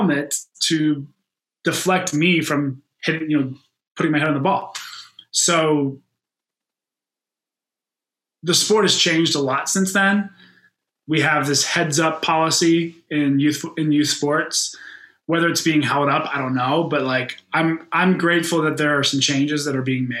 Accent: Pittsburgh, Pennsylvania, United States; moved away as an adult; also born or lived in Chicago; In Western Pennsylvania, in Pittsburgh, where I grew up, football is really king

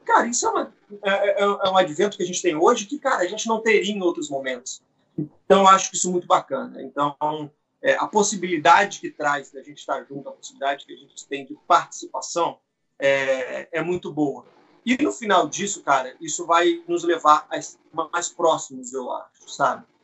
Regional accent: Brazil; also born or lived in Rio de Janeiro; now in São Paulo, Brazil; na igreja onde, onde eu fui criado, em Vila Maria

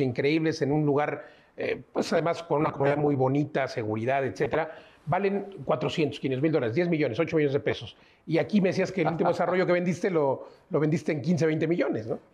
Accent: Mexico; como mexicanos sin vivir en Estados Unidos

